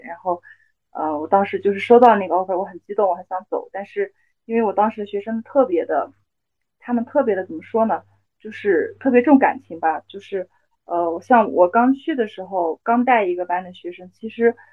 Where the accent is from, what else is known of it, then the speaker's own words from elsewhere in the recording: Yunnan, China; moved away as an adult; also born or lived in United Kingdom; now in Lhasa, China; 我的老家是云南嘛，也是少数民族地区。但是其实我们云南那边的话，已经不是那么特别有，就是民族特色了。就包括我自己的老家其实也是一个彝族苗族自治县嘛